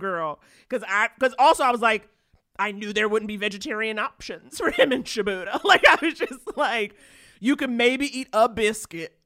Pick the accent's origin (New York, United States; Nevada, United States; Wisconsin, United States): New York, United States; New York City; I grew up in Harlem